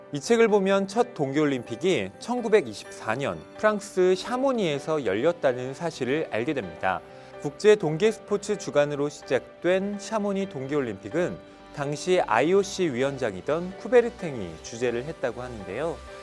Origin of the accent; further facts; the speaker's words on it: South Korea; 한국인으로서 우리는